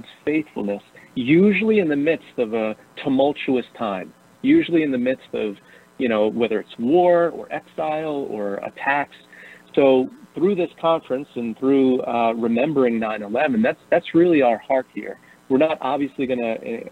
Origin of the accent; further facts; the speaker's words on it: Bayonne, New Jersey, United States; also born or lived in Brooklyn, New York; I'm from New Jersey originally. Yeah. I grew up in Bayonne, New Jersey